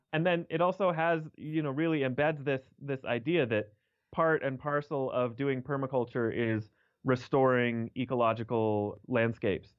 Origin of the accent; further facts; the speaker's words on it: Denver, Colorado, United States; also born or lived in New York; So I was born and raised in Denver, Colorado, and that's, that's where I still live now